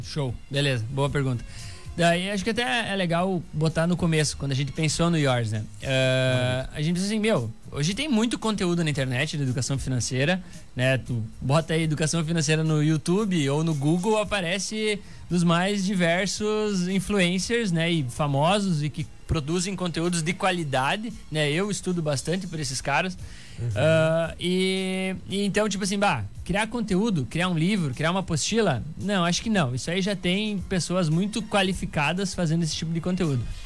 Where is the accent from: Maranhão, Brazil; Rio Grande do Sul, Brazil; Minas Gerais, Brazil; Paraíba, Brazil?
Rio Grande do Sul, Brazil; Santa Rosa; Eu tenho 29 anos, sou natural de Santa Rosa